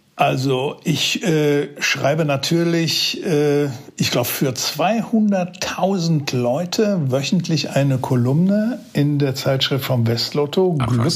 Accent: Datteln, North Rhine-Westphalia, Germany; Ich komme hier aus Datteln, das ist das Venedig des Ruhrgebiets

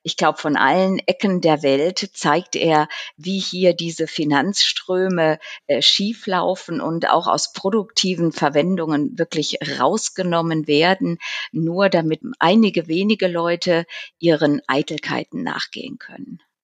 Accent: Zurich, Switzerland; selbstverständlich auch mein Heimat, unser heimatliches äh, Zürich

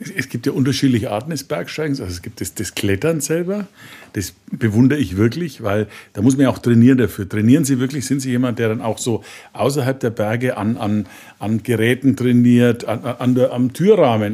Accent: Franconia, Bavaria, Germany; Ich bin ja selber eher der Flachländer. Wir haben ja bei uns im Franken

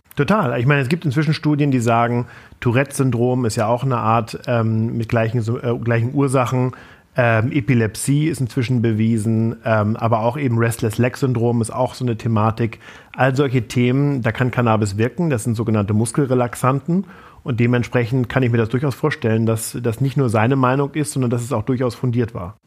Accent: Flensburg, Schleswig-Holstein, Germany; war Vorsitzender der Jungen Union in Flensburg, meiner Heimatstadt

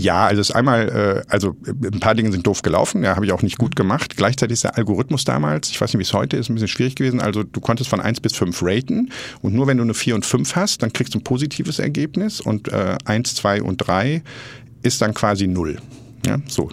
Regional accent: Essen, North Rhine-Westphalia, Germany; aufgewachsen im Ruhrgebiet, komme gebürtig aus Essen

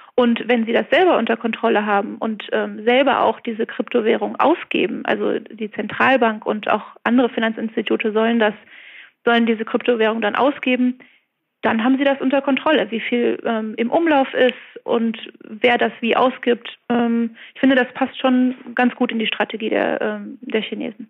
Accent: Germany; now in Beijing, China; als Deutsche

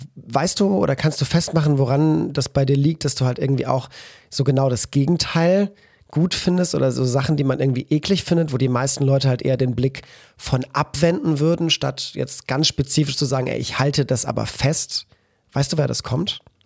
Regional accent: Cologne, North Rhine-Westphalia, Germany; als Kölner

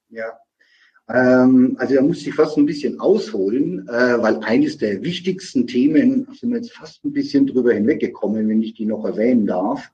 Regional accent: Nuremberg, Bavaria, Germany; aus meiner Heimatstadt äh, Nürnberg-Fürth

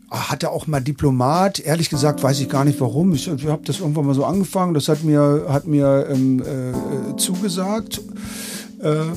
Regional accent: Berlin, Germany; Ich bin äh, aus Berlin.

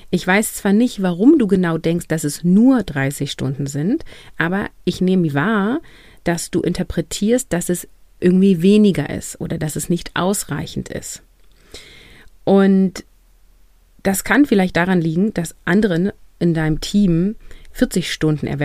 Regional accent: Northern Germany, Germany; ich komme aus dem Norden, hier ist das, ist das ein kurzes Event in der Schule und dann ist das zu Ende.

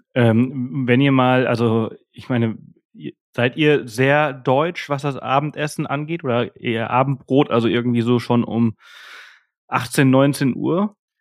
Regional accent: Mallorca, Balearic Islands, Spain; bei uns hier auf Mallorca

